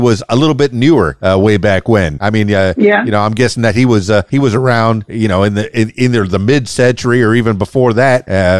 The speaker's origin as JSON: {"language": "English", "town": "Miami", "region": "Florida", "country": "United States", "tie": "born or raised there", "also_born_or_lived": "Fort Lauderdale", "said": "I grew up in Miami"}